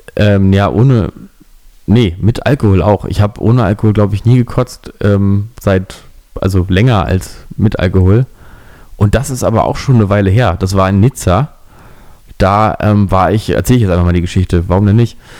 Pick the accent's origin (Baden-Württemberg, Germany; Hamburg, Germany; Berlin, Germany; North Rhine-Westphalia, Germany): Berlin, Germany; dass ich Berliner bin